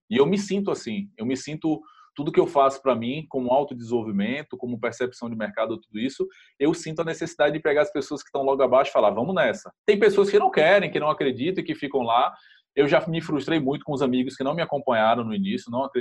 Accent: Salvador, Bahia, Brazil; eu sou de Salvador, Bahia, lógico

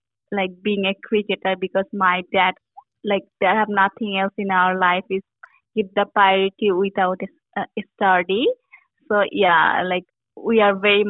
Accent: Bangladesh; moved away as an adult; I grew up in Bangladesh

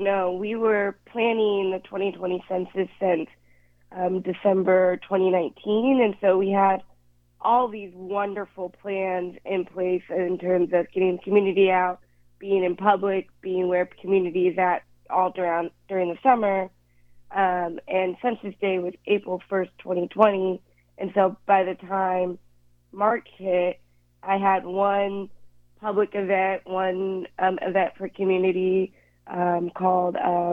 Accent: Tacoma, Washington, United States; also born or lived in Seattle; I was born in Seattle, but moved a lot throughout Washington State. But I had my performative years, I guess you could say, in Tacoma. So I always say that Tacoma raised me.

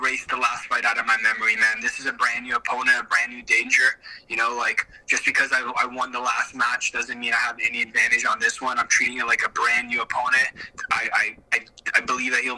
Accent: Toronto, Ontario, Canada; in front of my hometown

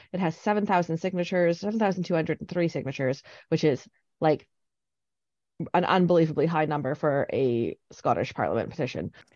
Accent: Canada; now in Scotland; I'm Canadian

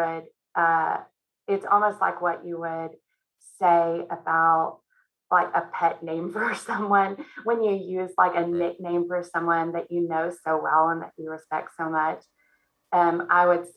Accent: Texas, United States; moved away as an adult; also born or lived in North Carolina; we moved from Texas. I had never lived outside of Texas before

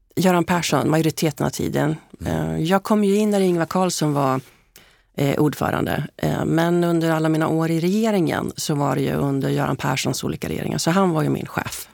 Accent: Hällefors, Örebro County, Sweden; Jag är ju född i Hällefors

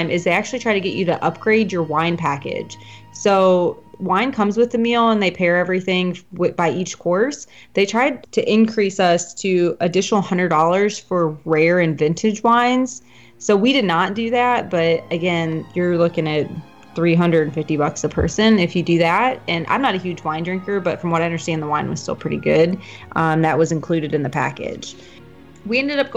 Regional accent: Midwest, United States; I'm from the Midwest

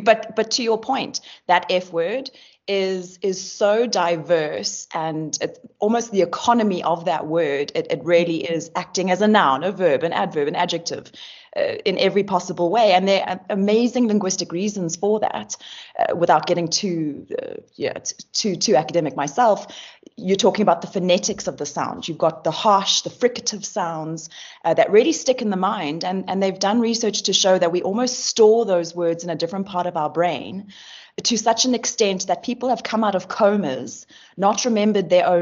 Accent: South Africa; us being South African

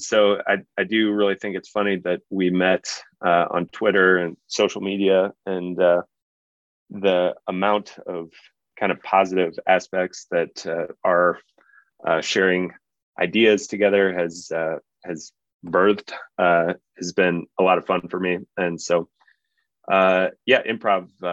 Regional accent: Omaha, Nebraska, United States; also born or lived in New Orleans; I grew up in Omaha and love Omaha dearly

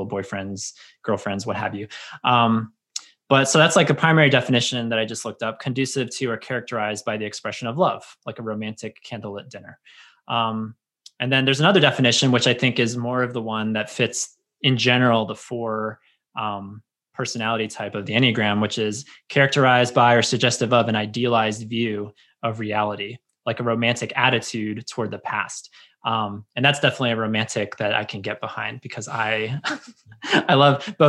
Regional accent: United States; growing up in America and growing up in Christianity

